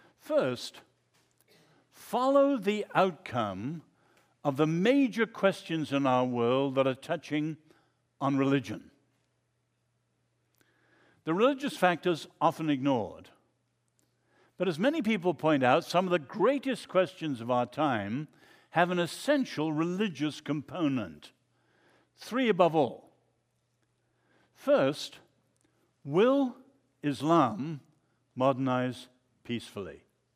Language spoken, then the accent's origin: English; China; I grew up in China.